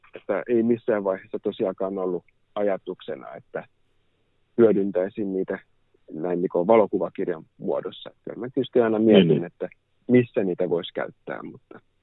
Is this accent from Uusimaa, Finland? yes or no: yes; Helsinki, Uusimaa, Finland; olen helsinkiläinen kuvataiteilija